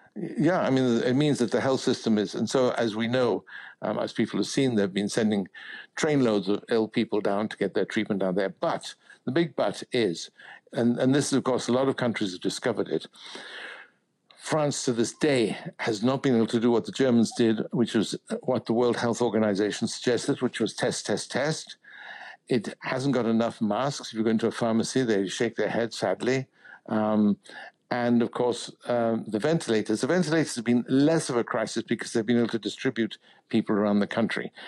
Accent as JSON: {"language": "English", "country": "United Kingdom", "said": "as a Brit"}